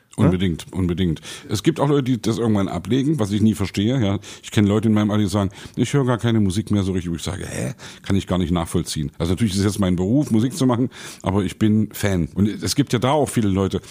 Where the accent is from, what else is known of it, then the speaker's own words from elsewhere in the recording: Leipzig, Saxony, Germany; Bei uns in Leipzig